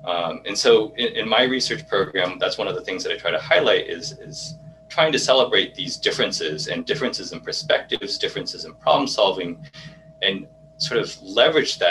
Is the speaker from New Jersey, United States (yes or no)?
no; Irvine, California, United States; I grew up in Irvine, which is predominantly Asian, and specifically a lot of Japanese